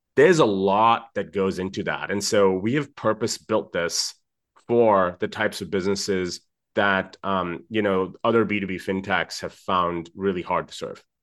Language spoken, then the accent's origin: English; Dubai, United Arab Emirates; I, um, am Indian originally. I grew up in Dubai